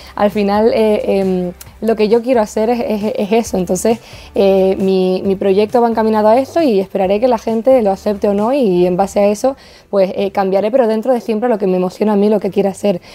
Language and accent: Spanish; Los Llanos de Aridane, Canary Islands, Spain; moved away as an adult; now in Madrid, Spain; la isla de La Palma, mi tierra